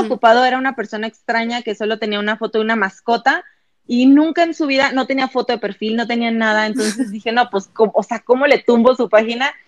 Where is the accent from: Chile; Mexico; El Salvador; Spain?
Mexico; Ciudad Victoria, Tamaulipas; moved away as an adult; also born or lived in Monterrey; yo no soy de Monterrey, yo vengo de Ciudad Victoria, entonces me voy a Monterrey a estudiar la universidad